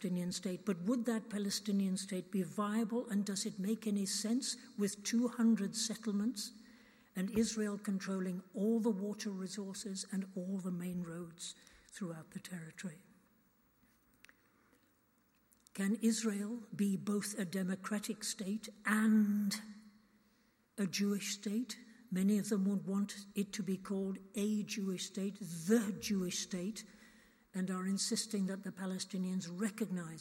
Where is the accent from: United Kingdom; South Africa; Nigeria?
United Kingdom; as British people